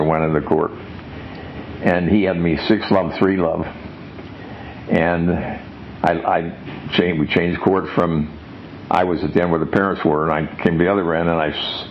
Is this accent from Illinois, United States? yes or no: no; Cincinnati, Ohio, United States; I was born in Christ Hospital in 1930, and depression going on. Lived in Bond Hill